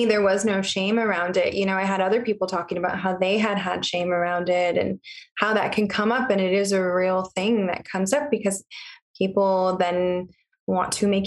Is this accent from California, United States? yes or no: yes; Riverside County, California, United States; I actually grew up in Riverside County.